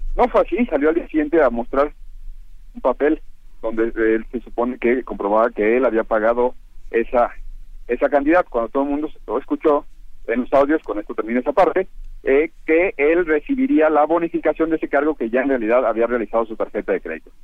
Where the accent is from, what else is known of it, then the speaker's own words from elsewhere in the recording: Guadalajara, Jalisco, Mexico; moved away; soy de Guadalajara